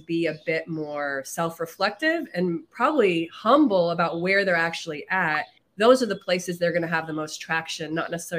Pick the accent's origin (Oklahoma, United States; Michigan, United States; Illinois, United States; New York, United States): Illinois, United States; Chicago; I grew up on the South Side of Chicago